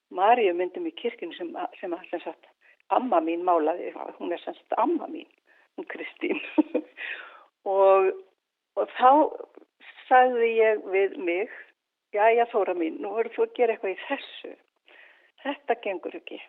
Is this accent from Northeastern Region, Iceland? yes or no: yes; Akureyri, Northeastern Region, Iceland; ég var frá Akureyri